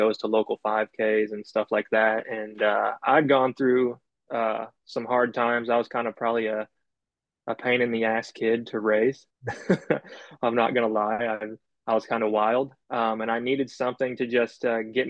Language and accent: English; Cleveland, Ohio, United States; also born or lived in Southern Kentucky; now in Kentucky, United States; I'm originally from Cleveland, Ohio, and I moved to Kentucky around 2008 during the recession